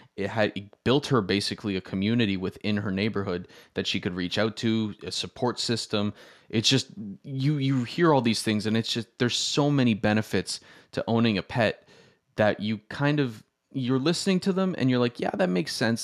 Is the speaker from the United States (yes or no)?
no; Toronto, Ontario, Canada; I, I'm from Toronto